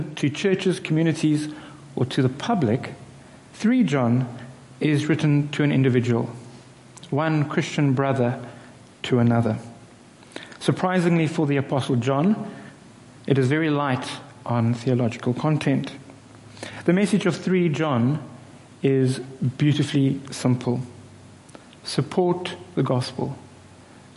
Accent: South Africa; I'm a South African

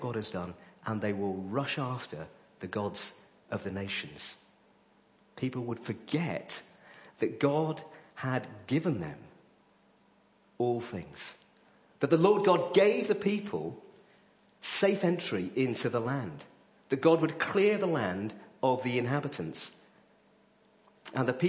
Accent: Coventry, West Midlands, United Kingdom; moved away; I'm from Coventry

